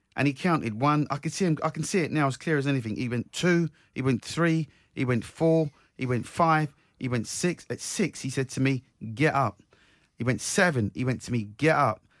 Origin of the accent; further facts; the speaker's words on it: Croydon, London, United Kingdom; my hometown, South Croydon